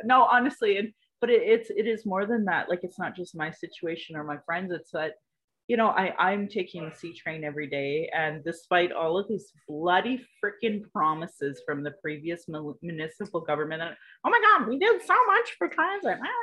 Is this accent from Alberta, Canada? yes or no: yes; Calgary, Alberta, Canada; I was born in Calgary